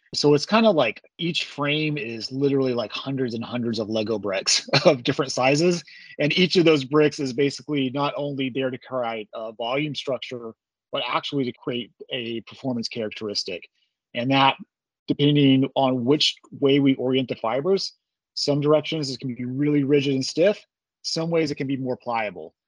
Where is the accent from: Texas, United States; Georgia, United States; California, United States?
Texas, United States; Amarillo; Grew up in Texas, primarily in the Panhandle of Texas, around Amarillo